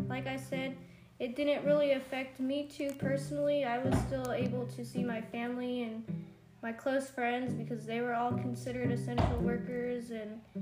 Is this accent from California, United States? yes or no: yes; Hemet, California, United States; also born or lived in San Diego, California; I was raised in Hemet